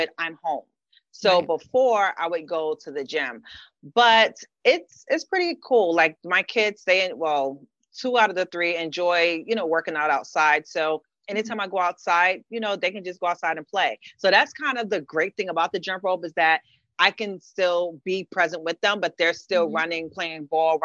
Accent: New York City, New York, United States; moved away as an adult; now in Brooklyn, United States; I'm from the Bronx, born and raised.

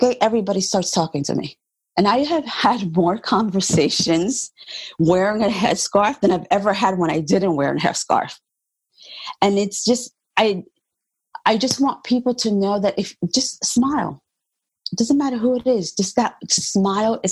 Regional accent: United States; I was born in the United States. My parents are from Puerto Rico.

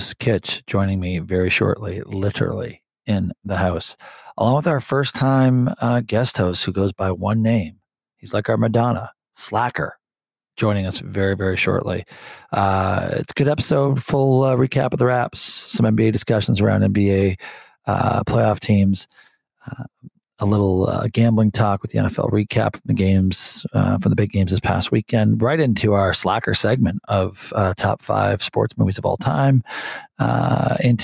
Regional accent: Windsor, Ontario, Canada; I grew up in Windsor

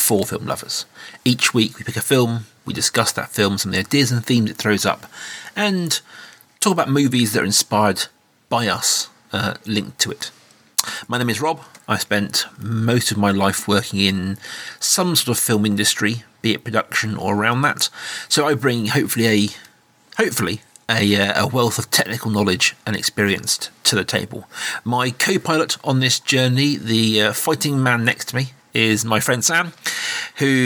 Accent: United Kingdom; as a Brit

